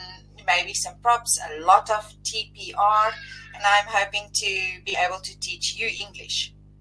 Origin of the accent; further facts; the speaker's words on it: South Africa; also born or lived in Madeira, Portugal (ancestry); I am a nationality, I am South African. My family, however, are Portuguese, and they immigrated from Madeira, Portugal. So, eu posso falar português também.